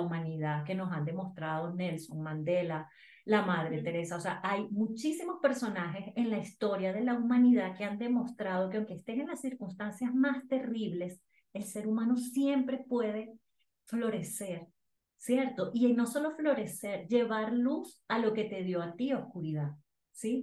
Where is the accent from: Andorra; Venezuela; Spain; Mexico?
Venezuela; moved away as an adult; now in Bogotá, Colombia; soy venezolana, tengo nueve años viviendo en Colombia